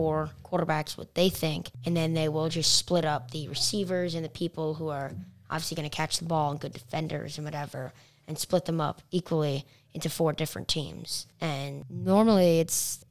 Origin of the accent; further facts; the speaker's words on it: New York, United States; I'm from New York